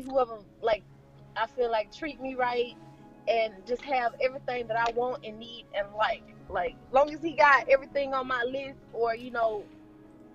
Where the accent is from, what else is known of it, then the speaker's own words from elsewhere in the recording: Alabama, United States; I'm from Alabama